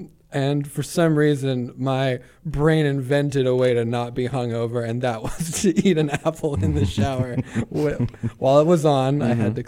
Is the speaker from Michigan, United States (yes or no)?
no; Santa Barbara, California, United States; growing up in Santa Barbara